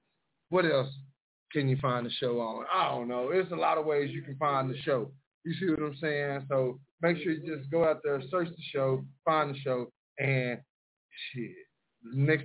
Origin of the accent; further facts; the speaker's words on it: Mineola, Texas, United States; I'll never be from Dallas, Texas. I'm from Mineola, Texas, 903. That's just what it is.